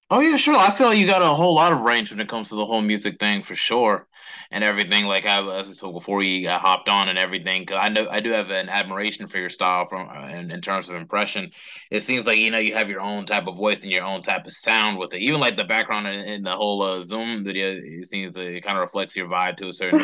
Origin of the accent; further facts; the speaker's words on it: Charlotte, North Carolina, United States; growing up in Charlotte, because it's like, you know, I, I grew up on East Side.